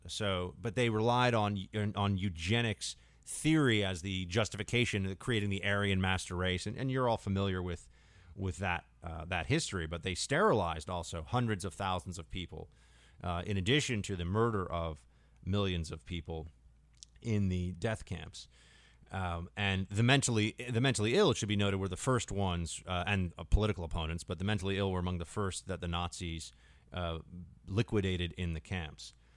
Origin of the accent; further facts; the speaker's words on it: United States; as an American